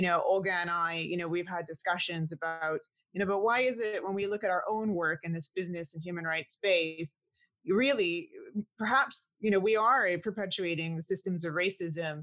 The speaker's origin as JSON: {"language": "English", "country": "Canada", "tie": "born or raised there", "said": "because I'm also Canadian, and I'm also, I don't know if you call us the second generation Canadian born, well, first generation born in Canada"}